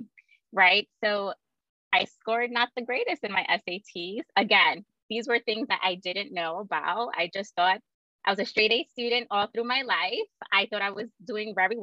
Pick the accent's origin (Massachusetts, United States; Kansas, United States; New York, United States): New York, United States; New York City; I was born and raised in Brooklyn, New York